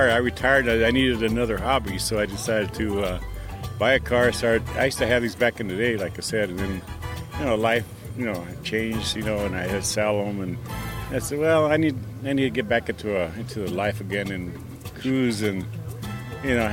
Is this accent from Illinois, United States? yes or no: no; Wilmington, California, United States; now in San Pedro, United States; I grew up here in Wilmington, so. Uh, you know, I live in San Pedro now, but I, I grew up here in, in East Side.